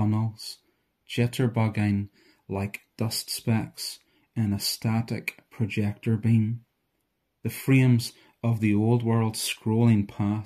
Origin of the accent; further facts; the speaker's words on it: Bangor, Northern Ireland, United Kingdom; I'm a writer from Bangor, County Down.